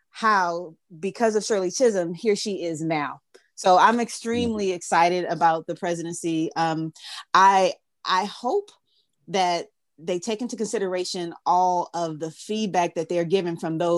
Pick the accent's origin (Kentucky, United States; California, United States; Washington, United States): California, United States; Southern California and the Bay Area, United States; also born or lived in Oakland, California; I'm, I'm from Southern California and the Bay Area.